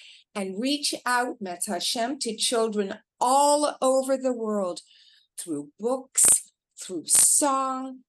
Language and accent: English; Canada; moved away; I'm originally from Canada